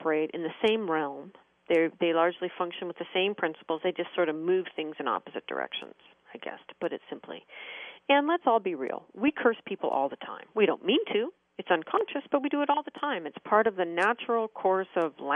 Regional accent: United States; as an American

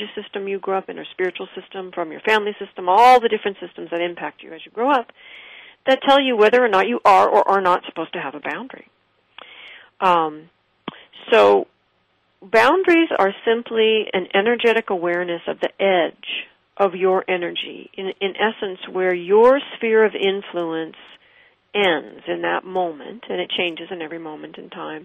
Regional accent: West Coast, United States; I did not grow up in New York. I grew up on the West Coast

